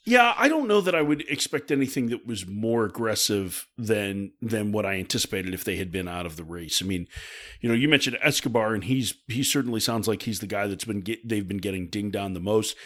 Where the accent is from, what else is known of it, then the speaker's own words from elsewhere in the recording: Chicago, Illinois, United States; I grew up in Chicago